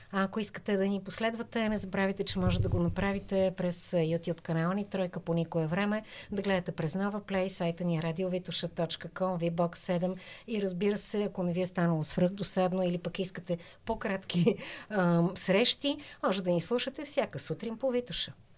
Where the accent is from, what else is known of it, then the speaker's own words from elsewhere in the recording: Bulgaria; искам да съм доброто, което мога аз да надграждам като българин mm-hmm. и като българка.